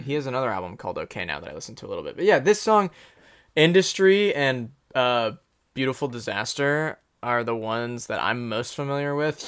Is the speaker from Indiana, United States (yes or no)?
yes; Anderson, Indiana, United States; He grew up in Anderson, um, just like I did